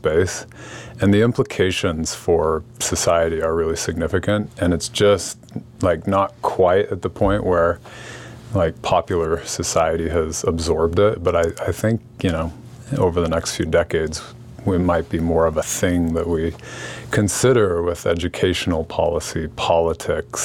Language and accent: English; Salt Lake City, Utah, United States; I grew up in Salt Lake City